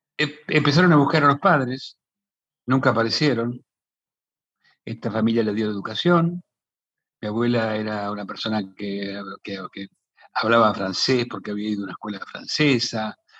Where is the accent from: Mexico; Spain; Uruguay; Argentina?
Argentina; Pellegrini, Buenos Aires Province; mi pueblo, Pellegrini.